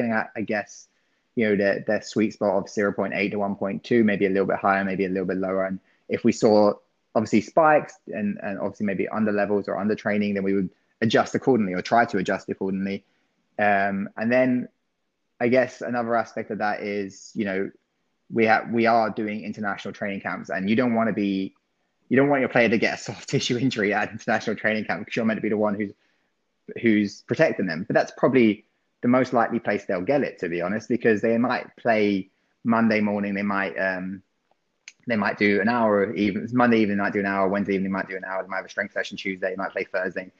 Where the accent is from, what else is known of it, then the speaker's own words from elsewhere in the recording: England, United Kingdom; being English